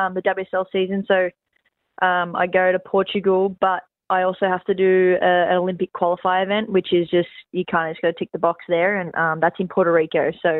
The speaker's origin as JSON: {"language": "English", "area": "Central Coast", "region": "New South Wales", "country": "Australia", "said": "Home on the Central Coast is definitely where my heart is"}